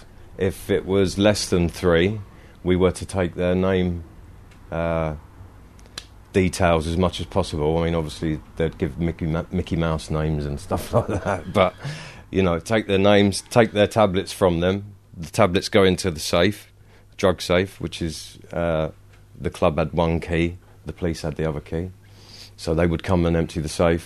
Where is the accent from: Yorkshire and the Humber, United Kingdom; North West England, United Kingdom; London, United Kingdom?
London, United Kingdom; Bromley; moved away as an adult; also born or lived in Plymouth; I'm from Bromley in Kent